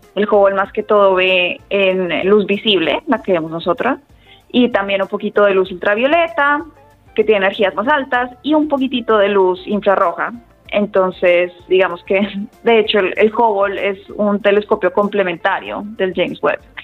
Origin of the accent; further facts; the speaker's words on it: Bogotá, Colombia; moved away as an adult; also born or lived in Austin, Texas, United States; nací en la capital, en Bogotá y allá hay muchísimos centros de, de ciencia, había muchas charlas en Maloca o en el planetario a las que yo iba